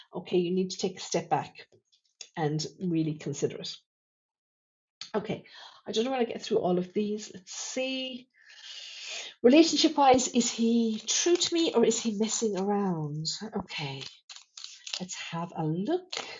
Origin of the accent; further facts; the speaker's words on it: Thurles, Munster, Ireland; my hometown here in Thurles